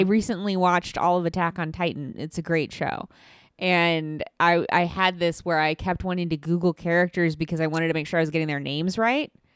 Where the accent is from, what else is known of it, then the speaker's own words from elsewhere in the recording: Midwest, United States; I'm from the Midwest